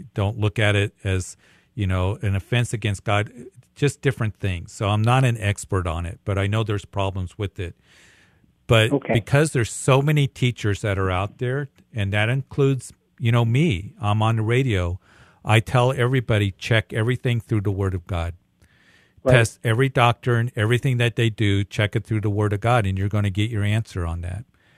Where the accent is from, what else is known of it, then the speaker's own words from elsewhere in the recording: Midwest, United States; I'm from the Midwest, meat and potatoes.